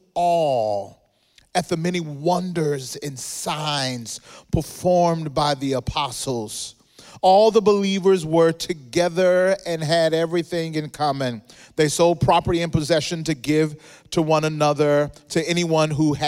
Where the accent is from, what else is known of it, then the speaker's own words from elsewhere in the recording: Mississippi, United States; moved away as an adult; now in Southern California, United States; I grew up in Mississippi